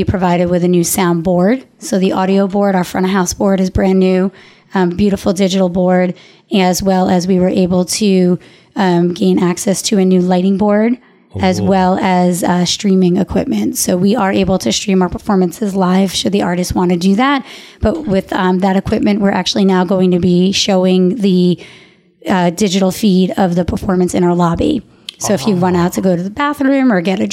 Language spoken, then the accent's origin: English; Long Island, New York, United States; to grow up on Long Island, seeing shows